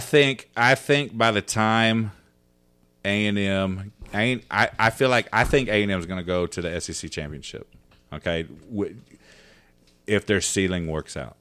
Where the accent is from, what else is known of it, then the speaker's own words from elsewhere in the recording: Arizona, United States; I was born in Arizona